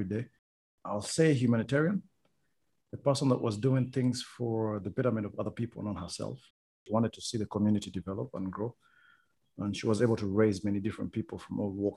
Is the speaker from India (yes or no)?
no; Rwanda; moved away; also born or lived in Uganda; I'm from Rwanda